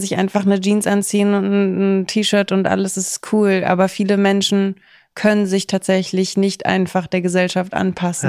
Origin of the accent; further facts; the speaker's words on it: Kaiserslautern, Rhineland-Palatinate, Germany; now in Berlin, Germany; in Kaiserslautern, wo ich herkomme